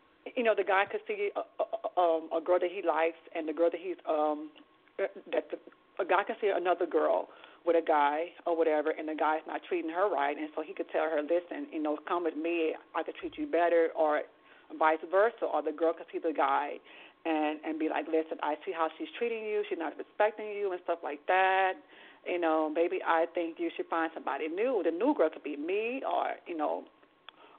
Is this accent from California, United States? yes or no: no; Houston, Texas, United States; now in New York, United States; I grew up in the projects in Third Ward called Kenny Home. That's where I grew up at.